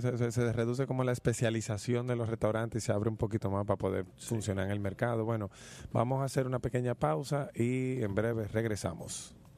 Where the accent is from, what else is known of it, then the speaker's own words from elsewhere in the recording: Dominican Republic; yo soy dominicano y tengo 35 años viviendo aquí, o sea, desde que nací.